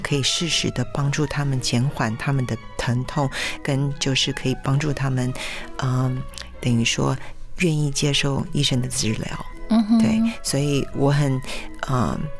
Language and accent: Chinese; Taiwan; 我们台湾人 本身就比较含蓄